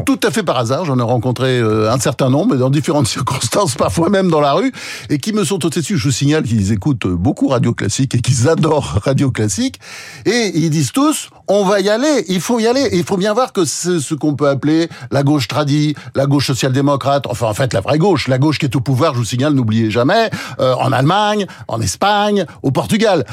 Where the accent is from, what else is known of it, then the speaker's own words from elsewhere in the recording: France; on est français